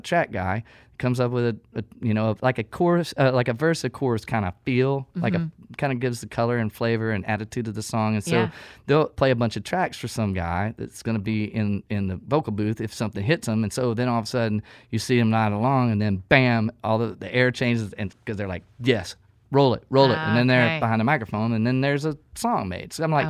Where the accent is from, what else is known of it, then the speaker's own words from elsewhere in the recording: Texas, United States; my proximity to a different culture. I mean, I'm coming from East Texas.